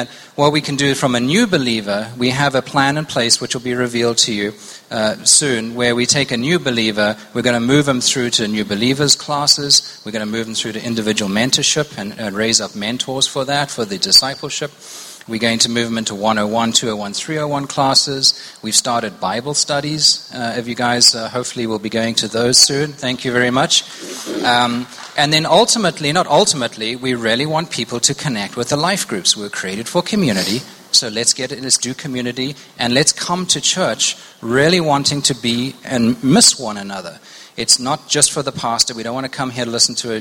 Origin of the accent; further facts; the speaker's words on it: South Africa; moved away as an adult; also born or lived in Zimbabwe; now in United States; I am from Zimbabwe, born in Zimbabwe. Spent most of my formative years in South Africa, and I've been in the States about 17 years